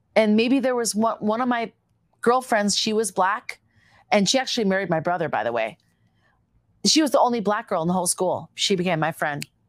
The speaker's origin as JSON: {"language": "English", "town": "Minneapolis", "region": "Minnesota", "country": "United States", "tie": "born or raised there", "also_born_or_lived": "Eagan, Minnesota / Cannon Falls, Minnesota", "accent": "Minnesota", "said": "as a little girl, though, I first was raised on a farm in Eagan, Minnesota"}